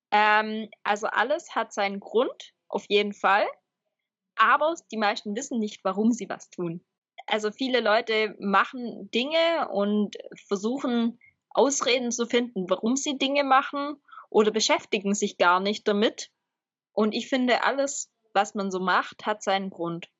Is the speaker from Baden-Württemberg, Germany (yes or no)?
yes; Swabia, Baden-Württemberg, Germany; als Schwabe